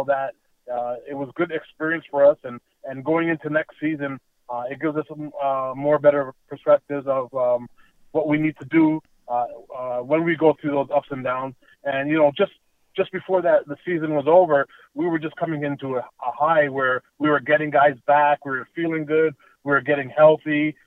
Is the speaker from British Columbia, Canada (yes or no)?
no; Toronto, Ontario, Canada; I grew up in North York, Ontario, Canada, and I grew up in Ontario housing in a place called Flemington Park.